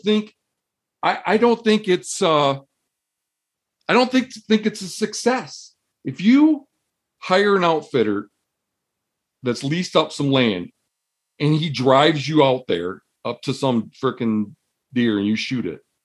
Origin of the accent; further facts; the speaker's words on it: Michigan, United States; moved away; Where I grew up in Michigan